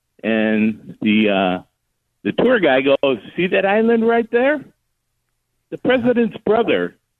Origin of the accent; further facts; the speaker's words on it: Homewood, Illinois, United States; now in Seattle, United States; But I am from Homewood, Illinois, home of Aurelio's Pizza.